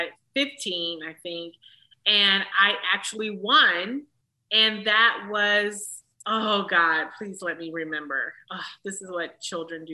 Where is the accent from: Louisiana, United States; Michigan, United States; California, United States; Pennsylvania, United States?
Michigan, United States; Detroit; I'm from Detroit